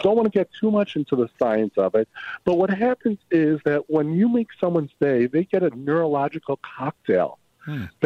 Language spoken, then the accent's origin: English; Illinois, United States; I'm from Illinois.